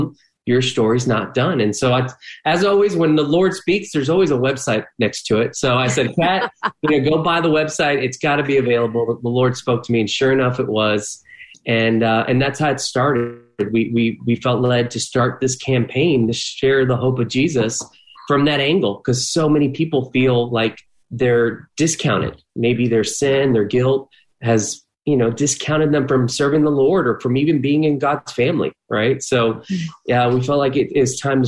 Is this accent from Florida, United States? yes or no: yes; Miami, Florida, United States; now in Orlando, United States; I grew up in Miami.